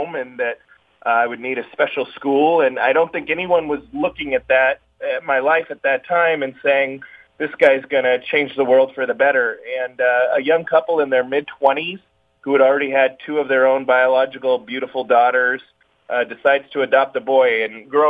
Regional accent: Fullerton, California, United States; I was born in Southern California in a small town called Fullerton, California

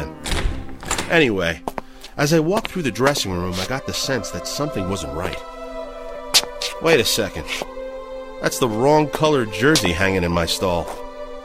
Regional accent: Dryden, Ontario, Canada; We grew up in Dryden, a small mill town in northwestern Ontario

